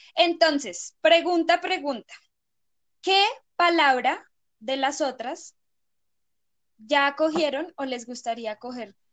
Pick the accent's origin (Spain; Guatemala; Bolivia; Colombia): Colombia; Acá en Colombia